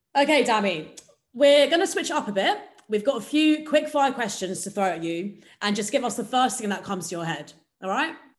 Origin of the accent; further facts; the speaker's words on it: England, United Kingdom; I was born and raised in England, so I'm like British in one sense